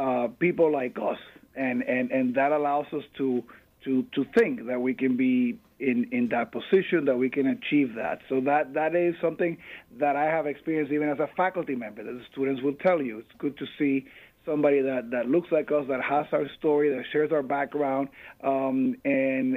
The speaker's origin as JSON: {"language": "English", "country": "Puerto Rico", "tie": "born or raised there", "moved": "as an adult", "lives_now": "New York, United States", "said": "I am born and raised in Puerto Rico. I came to the U.S. to pursue my educational dreams."}